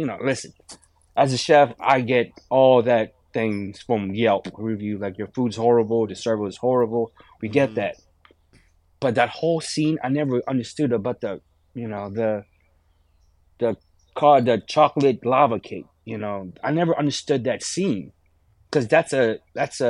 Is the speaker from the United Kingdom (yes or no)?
no; Philippines; moved away; I grew up in the Philippines